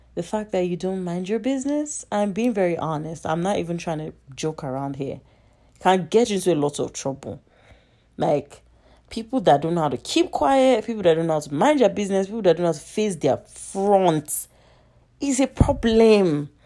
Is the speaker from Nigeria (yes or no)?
yes; Nigeria; I'm Nigerian